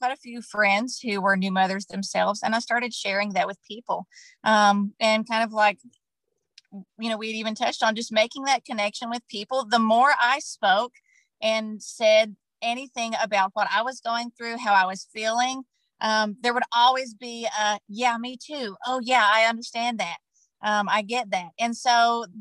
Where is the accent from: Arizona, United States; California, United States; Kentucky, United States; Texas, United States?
Kentucky, United States; moved away as an adult; also born or lived in Tennessee; moving back to where I grew up in Kentucky with my daughter